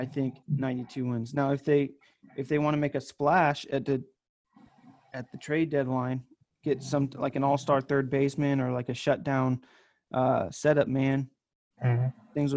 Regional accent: Florida, United States; I'm from Florida, and so I grew up watching the Marlins

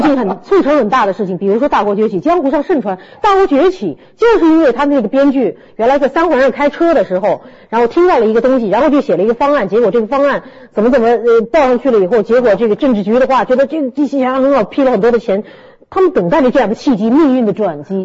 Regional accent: Shanghai, China; 我们上海人民

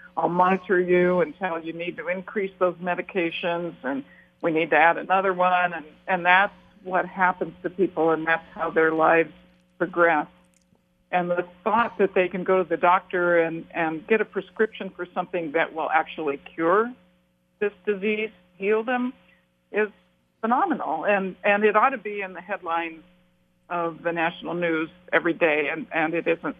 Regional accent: Portland, Oregon, United States; I grew up in Portland and, and lived in Oregon all my life

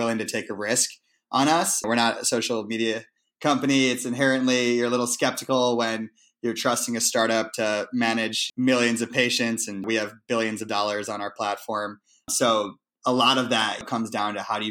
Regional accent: Shaker Heights, Ohio, United States; also born or lived in Vermont / New York; my hometown of Cleveland

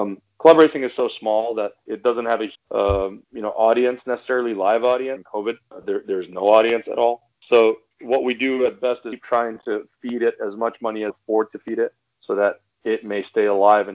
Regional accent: Iran; now in United States; I'm originally from Iran

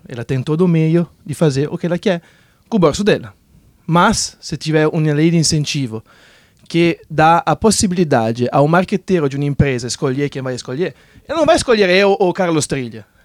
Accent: Italy; now in Brazil; eu, por exemplo, sou italiano

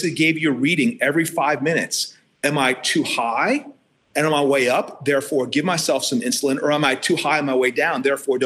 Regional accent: Ohio, United States; moved away as an adult; my home state

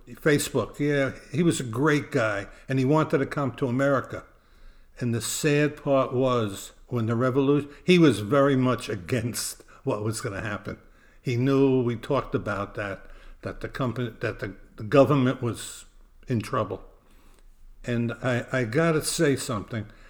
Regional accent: New York City, New York, United States; now in New Jersey, United States; Growing up in Brooklyn, New York, we never had the money to travel

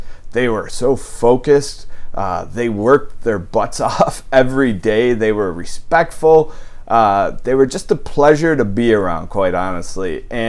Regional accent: Buffalo, New York, United States; my old neighborhood where I grew up in South Buffalo. On Zittle Street, right off of Seneca Street

